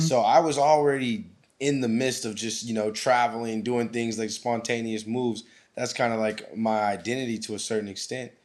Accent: Anchorage, Alaska, United States; moved away as an adult; growing up in Alaska

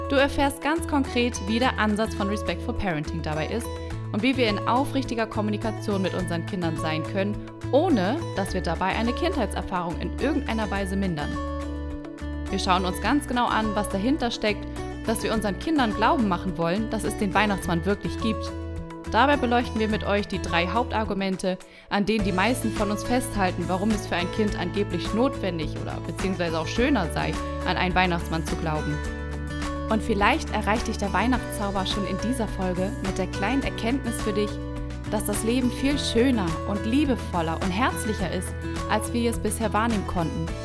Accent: Hamburg, Germany; uns in Hamburg gar nicht so präsent, ne?

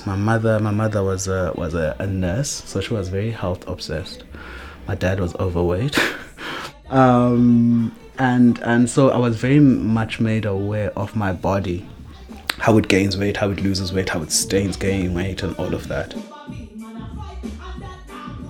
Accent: East London, Eastern Cape, South Africa; also born or lived in Mthatha, South Africa; I was born in Umtata 6 years before the institutional ending to apartheid, 10 years before 1994, and I was raised in East London

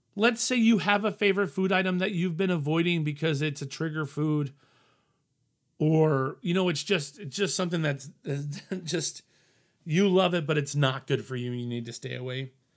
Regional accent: Colorado, United States; moved away; I'm from Colorado, family in Denver. So I wanted to go back home.

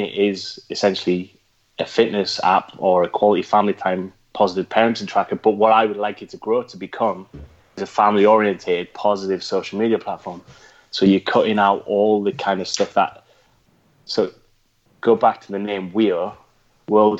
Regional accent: Geordie, North East England, United Kingdom; accent: Geordie; In my Geordie accent

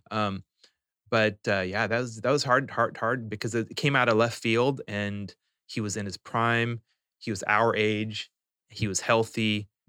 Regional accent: Spokane, Washington, United States; also born or lived in New Orleans / Houston / Saudi Arabia; growing up in Spokane

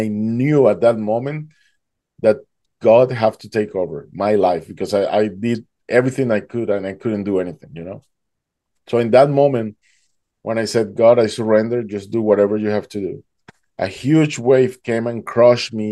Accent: Duluth, Georgia, United States; I'm from Atlanta, Georgia

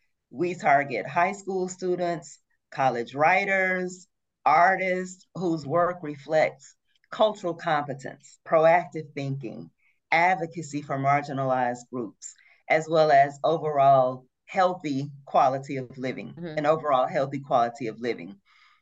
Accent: Brookhaven, Mississippi, United States; moved away as an adult; The Brookhaven Lincoln County Boys and Girls Club in my hometown

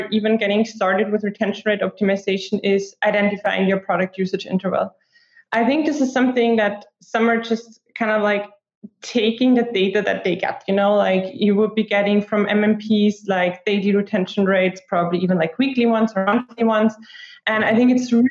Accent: Austria; also born or lived in Sweden; I was born and raised in Austria

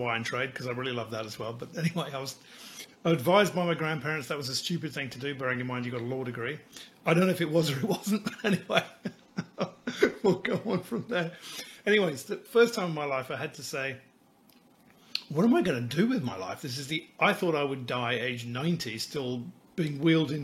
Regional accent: England, United Kingdom; moved away as an adult; also born or lived in Sydney, Australia; now in Australia; I was raised in England

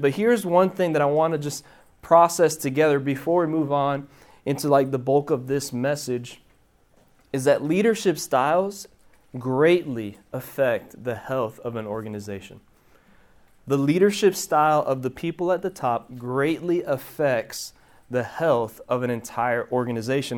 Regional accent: Miami, Florida, United States; moved away as an adult; now in Hendersonville, United States; originally, I'm from Miami, Florida. Um, child of Cuban immigrants. My parents were born in Cuba. I was born in Miami, Florida.

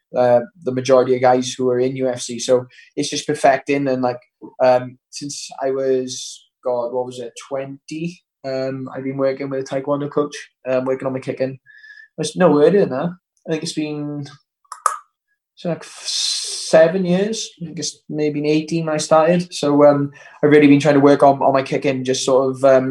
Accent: Wales, United Kingdom; I made the Welsh team by the time I was 14

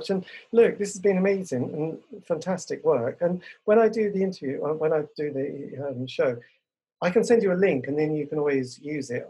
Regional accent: England, United Kingdom; I'm English.

